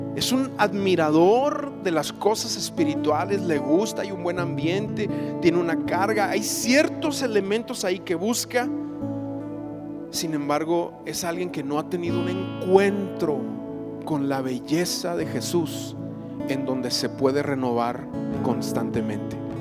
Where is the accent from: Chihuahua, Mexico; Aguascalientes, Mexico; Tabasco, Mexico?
Chihuahua, Mexico; also born or lived in Parral, Chihuahua; yo recuerdo creciendo, mis padres se convierten a Cristo, nosotros somos de Chihuahua, vivíamos allá, mi padre se, reencuentra con el Señor en Parral, ahí vivíamos en Parral, Chihuahua, después nos vamos a ver a la ciudad de Chihuahua